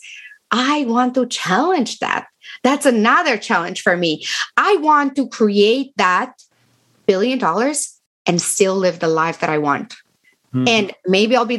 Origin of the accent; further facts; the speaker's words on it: Romania; English is a second language; moved away as an adult; now in United States; I am from Romania.